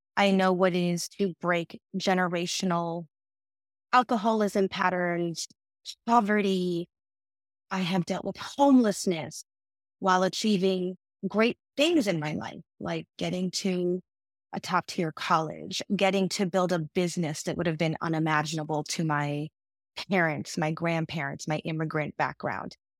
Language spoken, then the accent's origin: English; United States; as an American-born woman